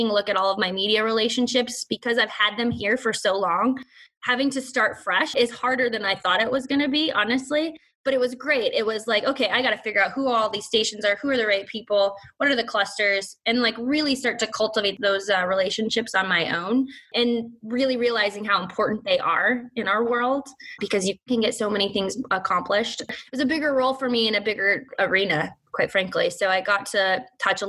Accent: Montana, United States; moved away; also born or lived in Seattle / Minneapolis; I'm from Montana

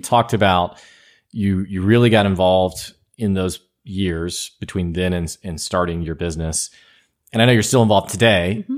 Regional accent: United States; I'm from here.

